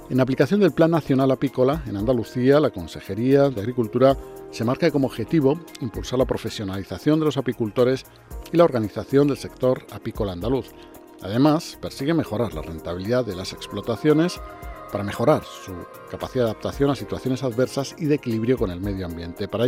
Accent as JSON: {"language": "Spanish", "town": "Ibarra", "region": "Imbabura", "country": "Ecuador", "lives_now": "Spain", "said": "Soy ecuatoriano de la provincia de Imbabura, Cantón Ibarra, y ah, vivo en el Cortijo de los Pinos, un cortijo de la empresa, y trabajo en el campo."}